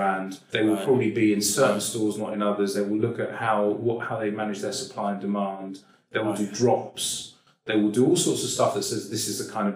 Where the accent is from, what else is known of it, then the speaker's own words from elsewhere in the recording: London, United Kingdom; I'm probably Jewish because I'm a boring guy from Northwest London